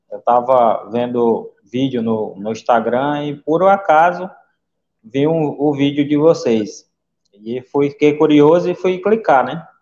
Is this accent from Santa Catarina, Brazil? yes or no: no; Manaus, Amazonas, Brazil; sou de Manaus, Amazonas.